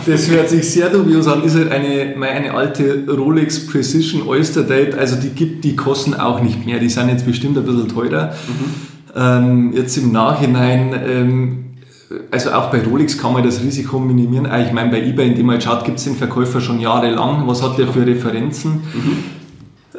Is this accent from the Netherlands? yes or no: no; Landshut, Bavaria, Germany; also born or lived in Munich; bei uns in Landshut